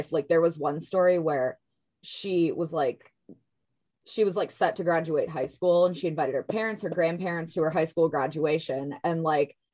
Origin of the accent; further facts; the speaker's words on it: Minnesota, United States; moved away as an adult; now in San Diego, United States; I was raised in Minnesota, so it's a nice change of pace moving out here for law school.